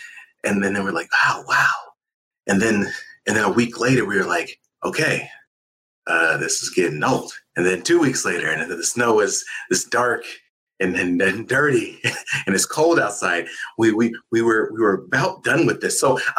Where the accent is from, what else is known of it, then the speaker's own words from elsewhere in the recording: California, United States; moved away as an adult; also born or lived in Iowa; I'm from California, and I very rarely grew up around snow at all.